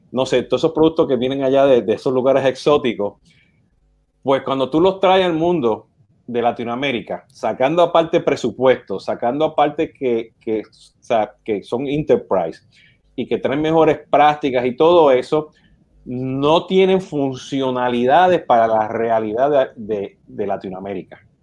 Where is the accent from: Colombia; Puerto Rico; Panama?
Puerto Rico; siendo puertorriqueño o boricua, como nos dicen